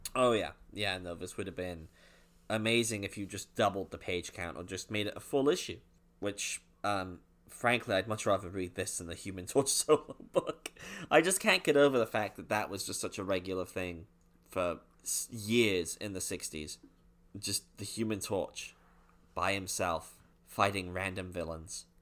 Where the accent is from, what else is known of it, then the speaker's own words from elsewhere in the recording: United Kingdom; I'm actually British.